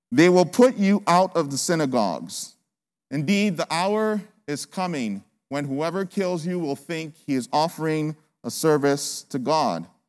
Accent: Nigeria; now in United States; I'm from Nigeria

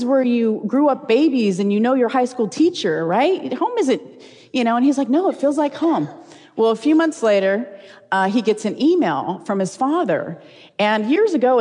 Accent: California, United States; moved away as an adult; now in Tennessee, United States; We're originally from California. Matter of fact, we're fourth generation Californians

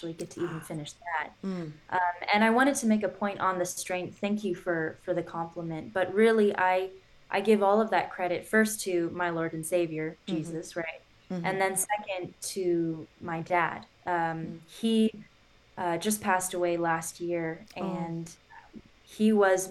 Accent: California, United States; I grew up in California

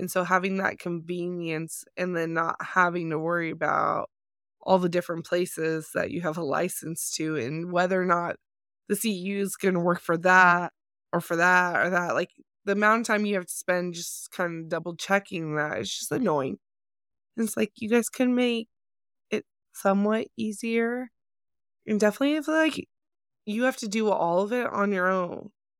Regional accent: Nevada, United States; So like if I was working in Nevada, my home state is Nevada

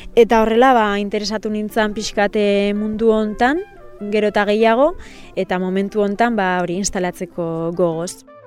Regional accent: Deba, Basque Country, Spain; also born or lived in Bilbao; Ni ezi eta hasi deban herrian bertan inintzen

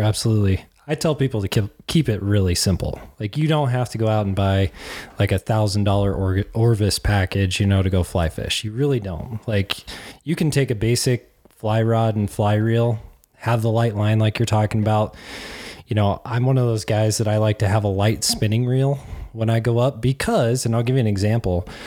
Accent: Cheyenne, Wyoming, United States; moved away; I grew up in Cheyenne, Wyoming

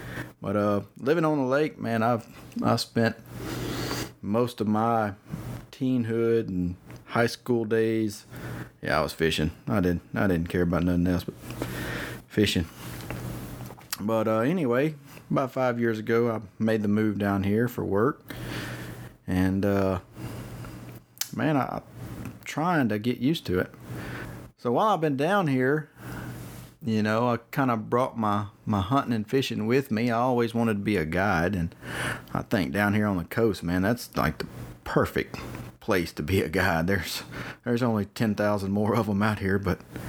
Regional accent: Toledo Bend, Louisiana, United States; moved away as an adult; now in Corpus Christi, United States; I live down here in South Texas, Corpus Christi, Texas. And I'm from Louisiana. So I'm born and raised on Toledo Bend.

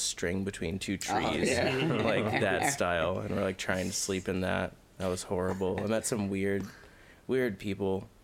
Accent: Lake of the Ozarks, Missouri, United States; I grew up in Lake of the Ozarks, which is like a tourist town.

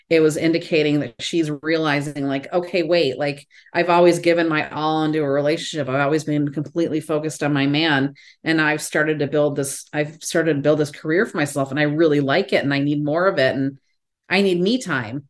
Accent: Chicago, Illinois, United States; I'm from Chicago

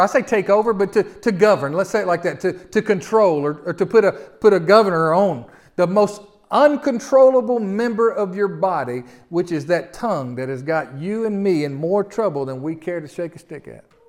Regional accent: the South, United States; accent: Southern; us Southerners with all this, how would they know we're from the South?

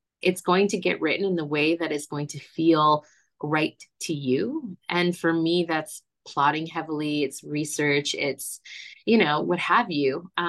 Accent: Florida, United States; born there; I was born in Florida, so there is a way to do Disney

